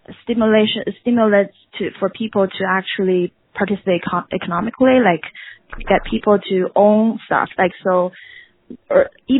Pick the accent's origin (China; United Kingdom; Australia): China; Beijing; moved away; a child that grown up in that regime. And I had a very nice childhood, but I'm also, you know, growing up in Beijing